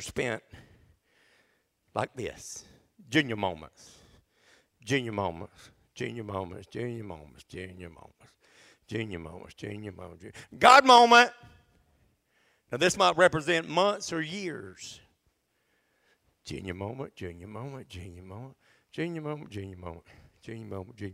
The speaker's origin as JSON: {"language": "English", "town": "Adel", "region": "Georgia", "country": "United States", "tie": "born or raised there", "also_born_or_lived": "Dalton, Georgia", "said": "We were so poor when we moved from Dalton, Georgia. We moved down here in 1981. My daddy went to work at a little grocery company in Adel"}